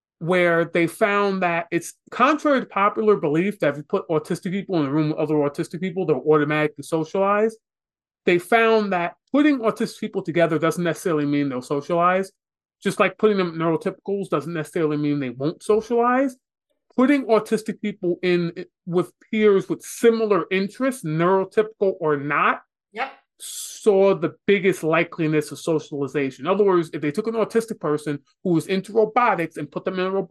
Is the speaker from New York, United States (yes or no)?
yes; New York City, New York, United States; Growing up in New York City